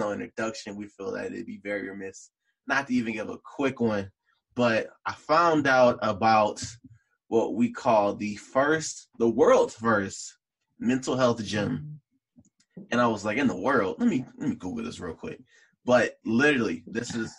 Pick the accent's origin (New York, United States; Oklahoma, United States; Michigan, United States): Michigan, United States; Detroit; I grew up in Morningside